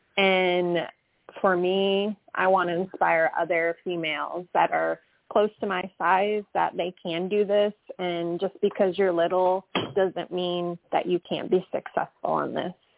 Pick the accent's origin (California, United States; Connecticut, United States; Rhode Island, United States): Connecticut, United States; moved away as an adult; now in Georgia, United States; I am actually originally from Connecticut. I don't know if I still have. I don't know if I still have my accent or not, but um, I've been down here in Georgia, down south, since I was 23.